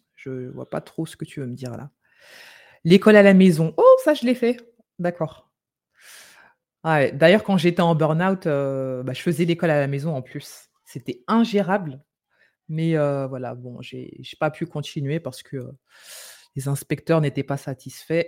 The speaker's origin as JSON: {"language": "French", "country": "France", "said": "on vient de France"}